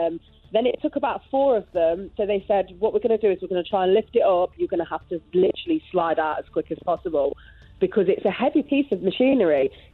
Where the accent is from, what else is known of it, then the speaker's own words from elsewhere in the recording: Loughborough, East Midlands, United Kingdom; I'm from Loughborough, but I have an accent that nobody can ever place. I think it's like a mishmash of accents.